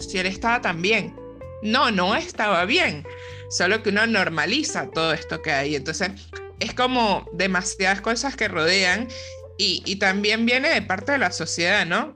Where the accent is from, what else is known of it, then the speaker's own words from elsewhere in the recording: San Cristóbal, Táchira, Venezuela; moved away as an adult; also born or lived in Zulia, Venezuela; now in Argentina; Viajé a San Cristóbal, de donde soy